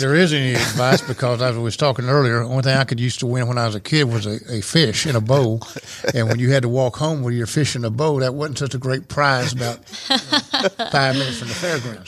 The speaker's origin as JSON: {"language": "English", "town": "Rome", "region": "Georgia", "country": "United States", "tie": "born or raised there", "moved": "as an adult", "said": "I grew up in Rome, in North Rome, went to East Rome High School"}